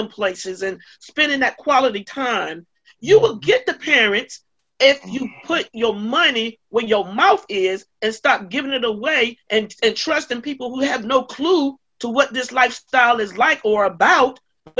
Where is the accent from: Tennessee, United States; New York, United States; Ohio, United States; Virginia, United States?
Virginia, United States; Virginia Beach; When I started working in the Few Gardens community, I came from Virginia Beach, Virginia, and walked into Durham, and I walked into Few Gardens.